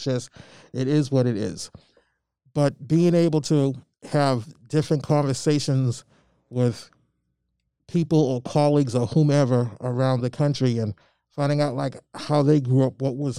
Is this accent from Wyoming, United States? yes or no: no; Albany, Georgia, United States; now in Malden, United States; and I'm originally from Albany, Georgia. I was born in Albany, Georgia.